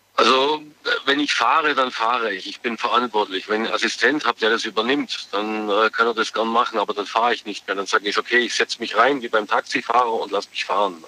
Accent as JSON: {"language": "German", "town": "Biberach an der Riss", "region": "Baden-Württemberg", "country": "Germany", "said": "Biberach Anderis"}